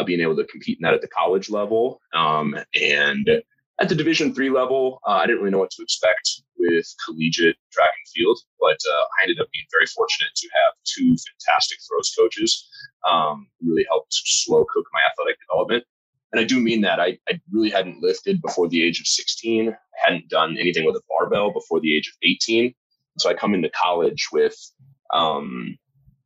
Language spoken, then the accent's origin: English; Lincoln, Nebraska, United States; moved away; I'm from Lincoln, Nebraska originally.